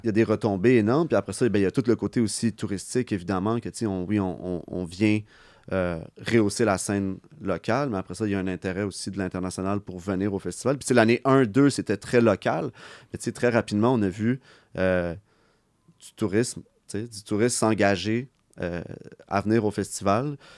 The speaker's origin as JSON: {"language": "French", "town": "Montreal", "region": "Quebec", "country": "Canada", "said": "on vient de Montréal. Moi, je suis très, moi, je suis fier de, venir d'ici"}